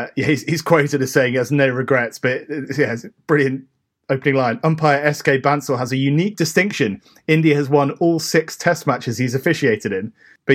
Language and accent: English; Guernsey; we come from Guernsey.